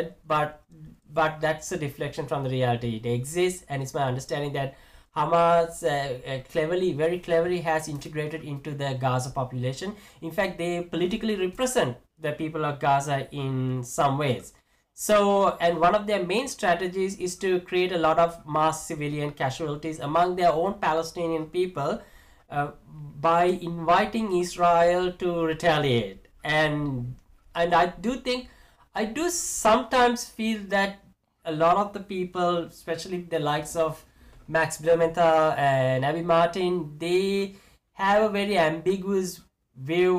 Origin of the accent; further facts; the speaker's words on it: Sri Lanka; moved away; I was born and raised in Sri Lanka. I don't live there right now